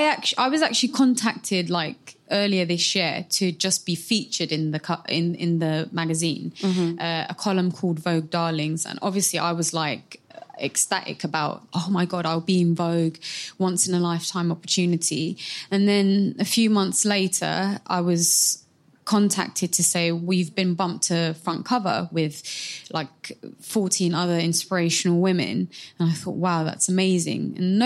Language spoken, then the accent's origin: English; Somalia; So I represent my home country of Somalia.